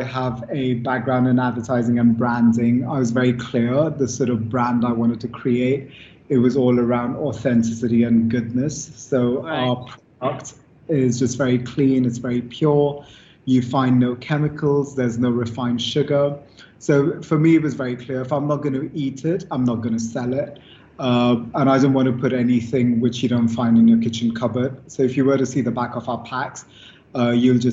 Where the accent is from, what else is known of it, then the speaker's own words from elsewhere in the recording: India; moved away; when I was a kid growing up in India.